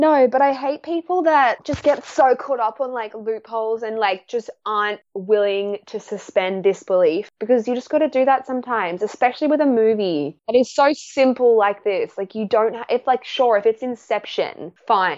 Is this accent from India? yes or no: no; Australia; I come from Australia where we don't like guns.